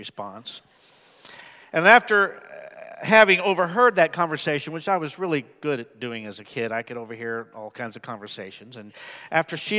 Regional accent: Midwest, United States; I was raised mostly in the Midwest

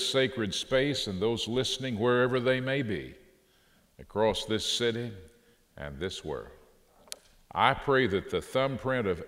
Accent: Fort Worth, Texas, United States; now in Waco, United States; This is my hometown, and I always love to come. I say come back to Fort Worth

